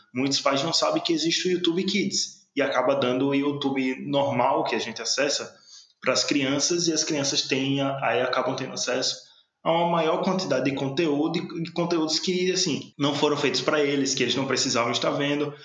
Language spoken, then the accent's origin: Portuguese; Sergipe, Brazil; a gente tem nosso sotaque próprio, sabe? não digo nem de Sergipe, digo da capital